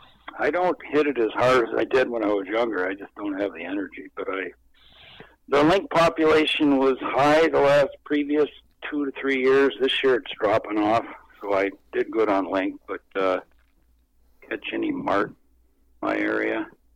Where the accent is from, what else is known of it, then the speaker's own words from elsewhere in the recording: Anchorage, Alaska, United States; now in Fort Yukon, United States; I was born and raised in Anchorage, Alaska.